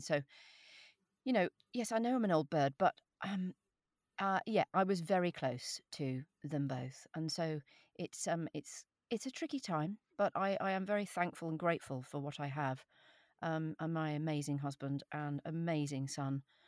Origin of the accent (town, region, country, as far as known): England, United Kingdom; accent: standard RP